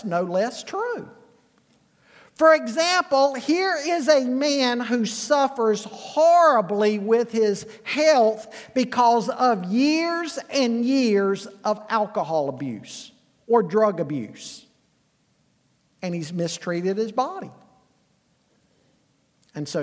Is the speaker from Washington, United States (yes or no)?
no; Charlotte, North Carolina, United States; I grew up in Charlotte